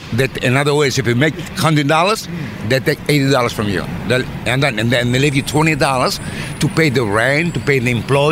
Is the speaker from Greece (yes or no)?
yes; Greece; English is a second language; moved away as an adult; now in United States; I'm from Greece, and I come back 2 months ago. I was gone for all 27 years.